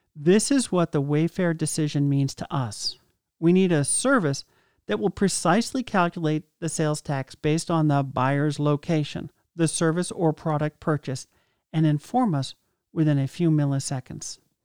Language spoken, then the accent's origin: English; Massachusetts, United States; now in Vermont, United States; my hometown in Massachusetts and my current town in Vermont